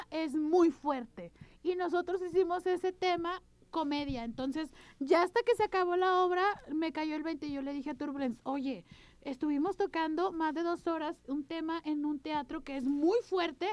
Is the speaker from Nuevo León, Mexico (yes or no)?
yes; Monterrey, Nuevo León, Mexico; Vengo de Monterrey, soy Regio Montana